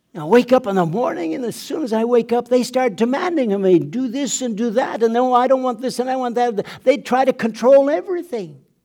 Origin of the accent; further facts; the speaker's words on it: southeastern Manitoba, Canada; first language German; English is a second language; moved away; also born or lived in Mexico; a log cabin in southeastern Manitoba, Nine siblings in the family born into poverty